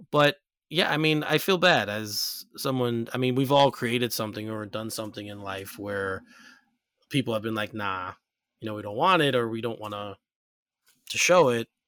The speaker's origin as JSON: {"language": "English", "region": "New York", "country": "United States", "said": "being a New Yorker"}